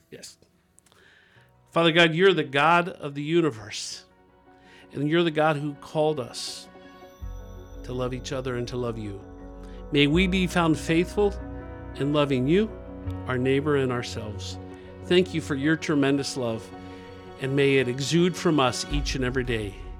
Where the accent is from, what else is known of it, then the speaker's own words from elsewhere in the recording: Dayton, Ohio, United States; I grew up in Dayton, Ohio, two forty West Norman